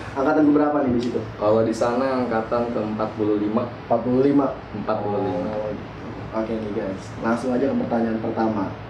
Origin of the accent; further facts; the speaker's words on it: Java, Indonesia; kita orang Jawa